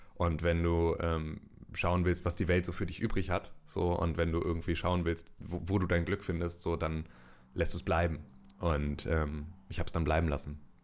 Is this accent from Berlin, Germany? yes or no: no; Gifhorn, Lower Saxony, Germany; ich komme aus Gifhorn, das liegt in der Nähe von Wolfsburg und von Braunschweig